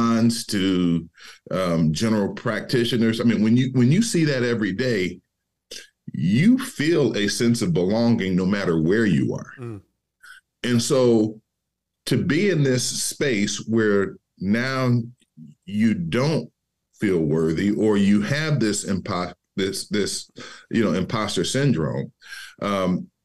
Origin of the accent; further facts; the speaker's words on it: Detroit, Michigan, United States; being born and raised in Detroit